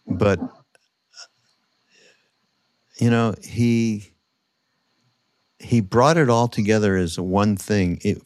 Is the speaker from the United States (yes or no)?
no; Montreal, Quebec, Canada; I grew up in Montreal, which, you know, French speaking, Quebec